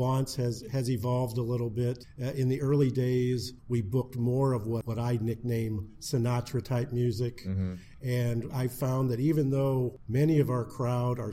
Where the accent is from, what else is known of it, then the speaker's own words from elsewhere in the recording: New Haven, Indiana, United States; now in Fort Wayne, United States; I'm originally from New Haven, and I still live in Northeast Fort Wayne.